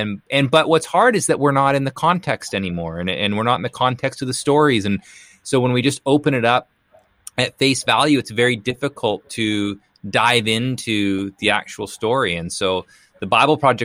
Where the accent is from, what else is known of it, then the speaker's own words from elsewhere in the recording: Canada; now in Portland, United States; I live in Portland right now. But I grew up in Canada. So I'm originally from Canada